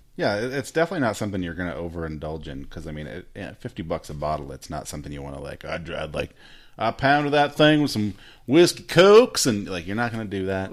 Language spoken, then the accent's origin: English; United States; I'm American